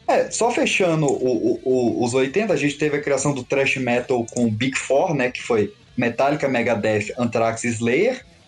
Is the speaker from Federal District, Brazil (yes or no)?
yes; Brasília, Federal District, Brazil; moved away